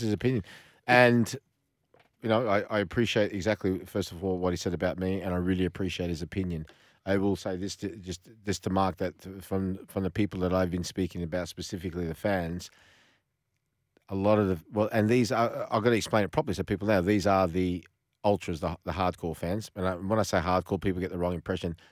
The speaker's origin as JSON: {"language": "English", "country": "Australia", "tie": "born or raised there", "said": "I've got an ethnic background, but I'm Australian. I was born here"}